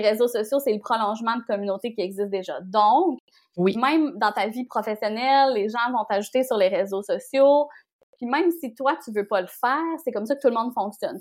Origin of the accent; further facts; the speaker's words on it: Bonaventure, Quebec, Canada; also born or lived in Montreal / Rimouski; j'ai grandi en Gaspésie